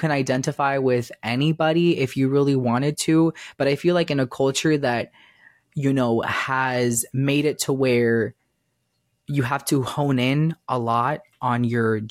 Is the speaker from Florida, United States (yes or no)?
yes; Miami, Florida, United States; also born or lived in Cuba; I was born in Cuba, but I'm from Florida. I was raised in the South. Like, so I thankfully was raised in Miami